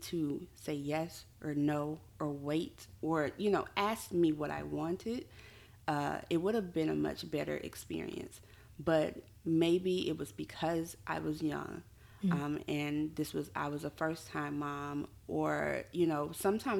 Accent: Mobile, Alabama, United States; I'm from Mobile, Alabama.

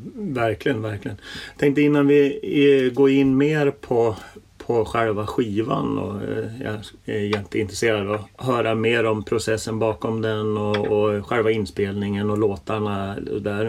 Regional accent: Norrland, Sweden; moved away; Jag, jag växte upp i, i, i Norrland

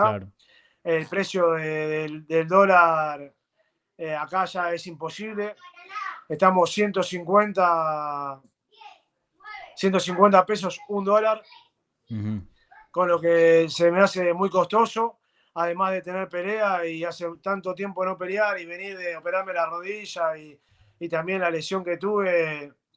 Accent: Argentina

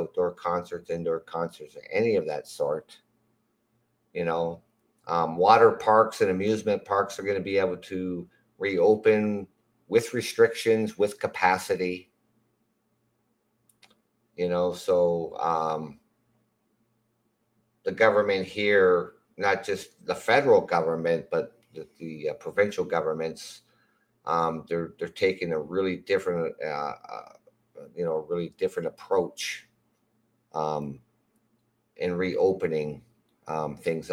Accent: London, Ontario, Canada; I'm from London, Ontario

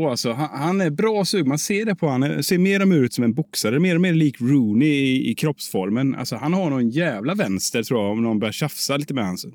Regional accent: Sweden; Alltså, jag är bara tråkig svensk

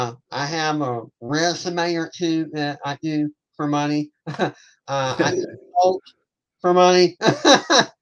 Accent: Savannah, Georgia, United States; I am from Savannah, Georgia. I'm a long-time resident. I did take off for a couple years for college, but of course I came home

